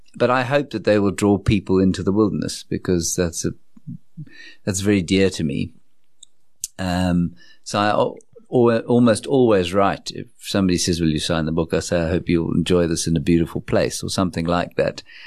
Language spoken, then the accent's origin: English; South Africa; growing up in Johannesburg from nineteen seventy-six when I was born. which is, was an auspicious year in our country's history